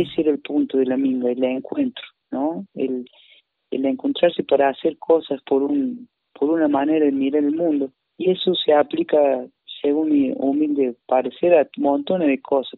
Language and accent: Spanish; Traslasierra, Córdoba, Argentina; also born or lived in Paravachasca Valley, Córdoba; Yo soy de Tras de Sierra y estoy acá ahora, en estos momentos.